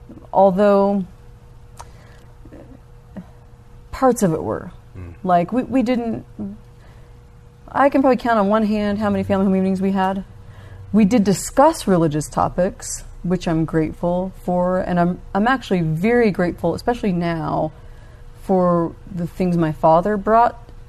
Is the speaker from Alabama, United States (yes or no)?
yes; Alabama, United States; also born or lived in Georgia / Kansas / Germany; I was born in Alabama, and I spent most of my upbringing in the South, but we lived all over. Mm-hmm. Kansas, West Point Military Academy. I ended up graduating high school over in Germany. Mm-hmm. So kind of those three places, mostly Georgia, Alabama.